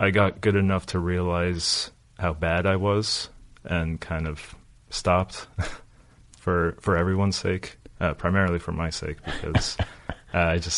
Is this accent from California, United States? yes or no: yes; Los Angeles, California, United States; moved away as an adult; also born or lived in New York / Bay Area; now in Nashville, United States; I grew up in Los Angeles